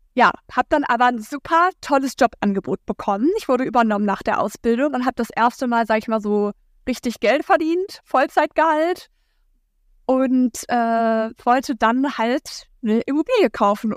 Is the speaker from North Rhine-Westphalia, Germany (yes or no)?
no; Hamburg, Germany; moved away as an adult; now in Lüneburg, Germany; Ich wohne äh, momentan in Lüneburg. Ich komme eigentlich aus Hamburg